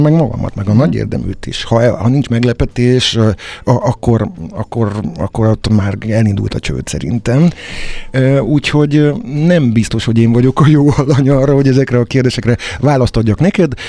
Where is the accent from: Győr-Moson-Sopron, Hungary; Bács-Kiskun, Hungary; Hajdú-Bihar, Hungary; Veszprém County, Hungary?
Győr-Moson-Sopron, Hungary; Csorna; moved away as an adult; now in Budapest, Hungary; Amikor én cseperedtem, akkor akkor Győr-Sopron éltem, egész konkrétan Csornán születtem